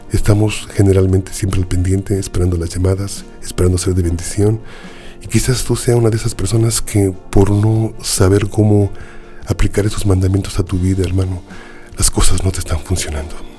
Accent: Mexico City, Mexico; en la Ciudad de México tenemos un dicho

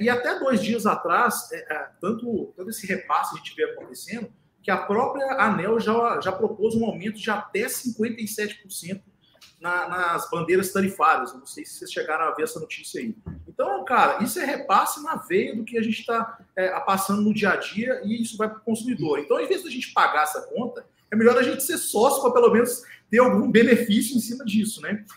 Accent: Minas Gerais, Brazil; como bom mineiro

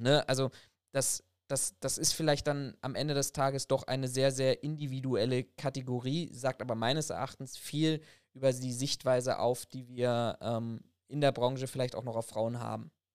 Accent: Germany; bei uns in Deutschland

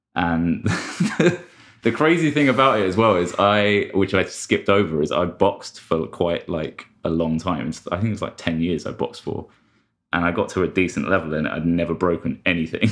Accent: London, United Kingdom; I'm from London

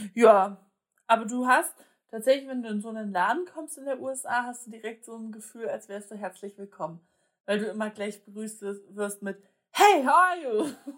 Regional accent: Germany; wir sind ja jetzt nur mal aus Deutschland

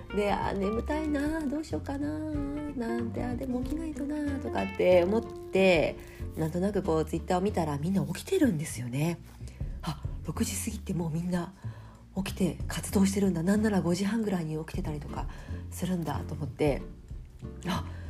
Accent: Japan; also born or lived in Fukuoka / Kumamoto; now in Tokyo, Japan; 地元が福岡と熊本

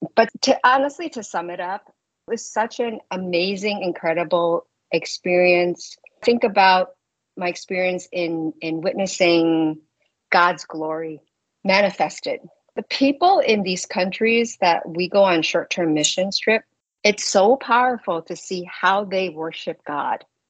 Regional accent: New York City, New York, United States; I'm from New York City

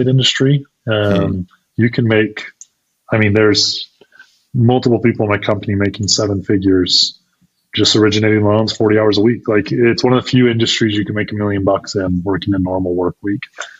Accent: Idaho, United States; moved away as an adult; also born or lived in Utah; I grew up in Idaho, left and went and played college sports in Utah for a couple years

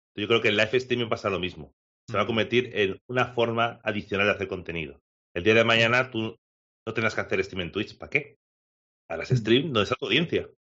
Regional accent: Alcoy, Valencian Community, Spain; mi pueblo, de Alcoy

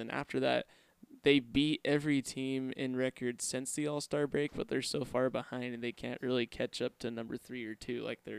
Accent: Utah, United States; we're from Utah

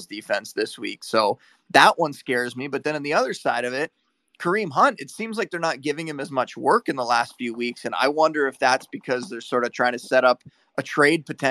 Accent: Niagara Falls, Ontario, Canada; I grew up on a border town, right? Like, I was born in Niagara Falls.

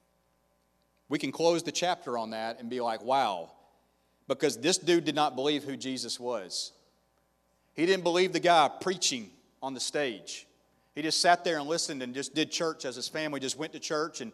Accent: the South, United States; now in Tampa, United States; I'm from the South

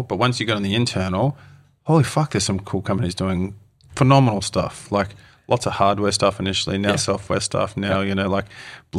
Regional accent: Australia; now in New Zealand; And it's for me, like as an Aussie, right, moving here to New Zealand

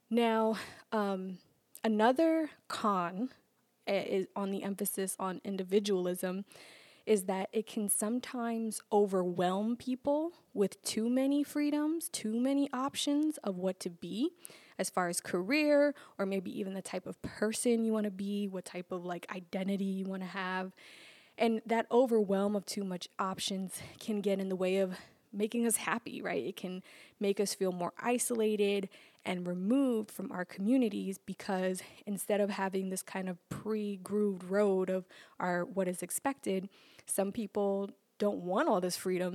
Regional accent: New York, United States; growing up in New York

